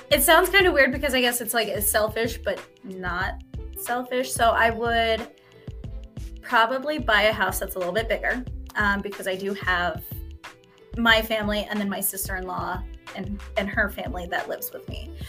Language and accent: English; Reno, Nevada, United States; and I grew up in Reno.